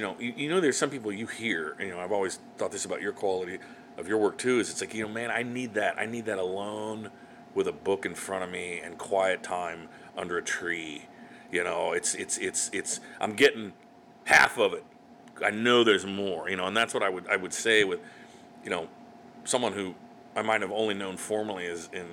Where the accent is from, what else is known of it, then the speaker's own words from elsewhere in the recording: Salina, Kansas, United States; now in Kansas City, United States; my hometown of Salina.